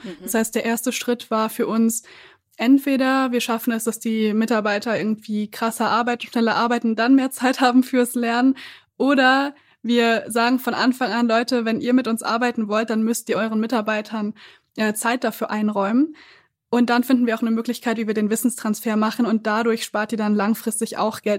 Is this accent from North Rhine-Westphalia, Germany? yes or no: yes; Siegen, North Rhine-Westphalia, Germany; now in Berlin, Germany; ich bin in Siegen aufgewachsen, eine Großstadt ungefähr 100.000 Einwohner